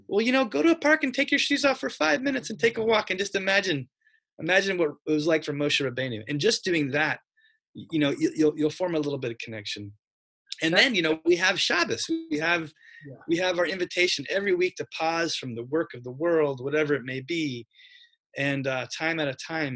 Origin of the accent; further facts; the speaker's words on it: Spokane, Washington, United States; moved away as an adult; I grew up in Spokane, Washington